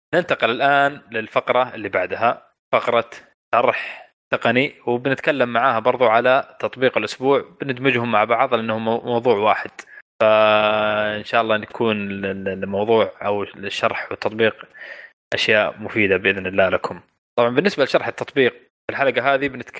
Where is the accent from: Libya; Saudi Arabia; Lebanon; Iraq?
Saudi Arabia; عندنا في السعوديه